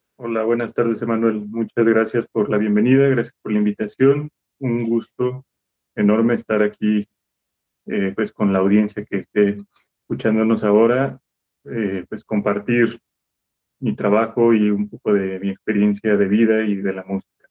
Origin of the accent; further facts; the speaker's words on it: Irapuato, Guanajuato, Mexico; moved away as an adult; yo soy de la ciudad de Irapuato y hasta, hasta que entré a la licenciatura fue que me fui a la ciudad de Guanajuato